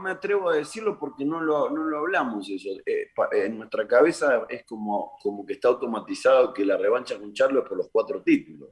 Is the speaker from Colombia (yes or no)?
no; Argentina; nosotros como, argentinos